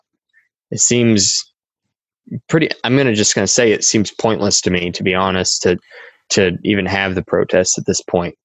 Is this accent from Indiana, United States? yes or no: yes; Dunreith, Indiana, United States; I was growing up in Dunreath, Indiana, you had to have a P.O. box